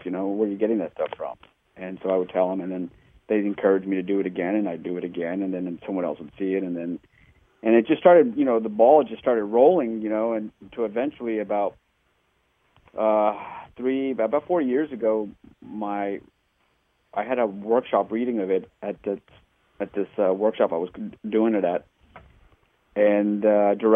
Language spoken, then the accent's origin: English; Texas, United States; now in Hoboken, United States; I'm originally from Texas